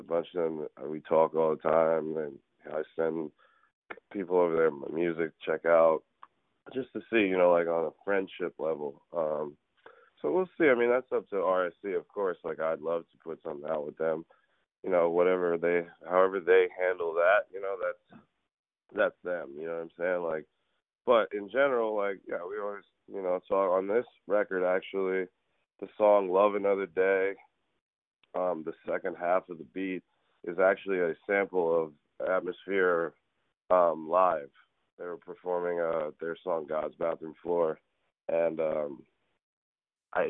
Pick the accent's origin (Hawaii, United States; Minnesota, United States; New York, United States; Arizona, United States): New York, United States; New York City; I'm from New York City. Like, that's where I'm from